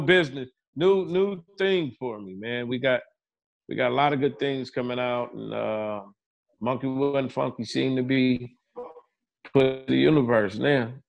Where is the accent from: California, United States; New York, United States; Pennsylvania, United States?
California, United States; Pomona; growing up in Pomona, California